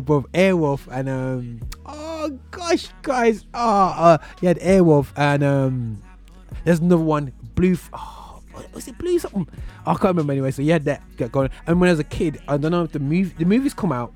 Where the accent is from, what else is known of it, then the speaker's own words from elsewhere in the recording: Birmingham, West Midlands, United Kingdom; accent: British, urban Birmingham; my British accent, my um, my from urban Birmingham, or my from outer Birmingham